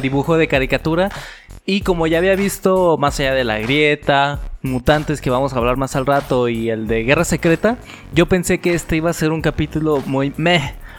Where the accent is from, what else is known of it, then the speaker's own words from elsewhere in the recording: Mexico; somos mexicanos